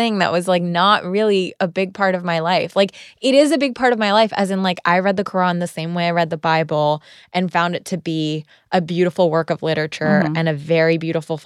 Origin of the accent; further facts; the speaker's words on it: Palos Verdes, California, United States; also born or lived in Pakistan; I grew up in a suburban town called Palos Verdes